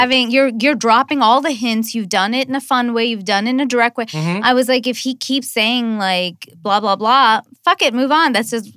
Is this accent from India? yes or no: yes; India; I'm Indian